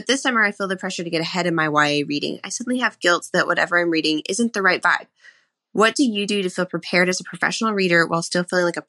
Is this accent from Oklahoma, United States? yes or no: yes; Norman, Oklahoma, United States; from Norman, Oklahoma, and I have a question about reading rhythms.